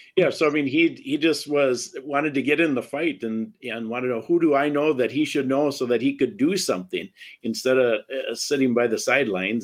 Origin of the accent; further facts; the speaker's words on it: Wisconsin, United States; I'm from Wisconsin